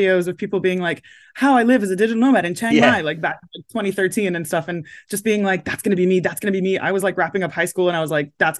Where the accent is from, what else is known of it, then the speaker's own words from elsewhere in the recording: London, United Kingdom; accent: American; also born or lived in United States; And we lived in the US when I was a little kid, which is why I have this accent. But then I was born in London and then we moved to the US. We were there for 10 years and then came back to the UK